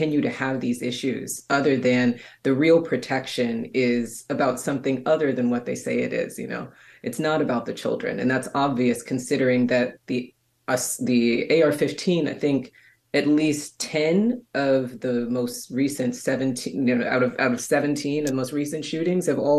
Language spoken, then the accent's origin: English; Kentucky, United States; I'm from Kentucky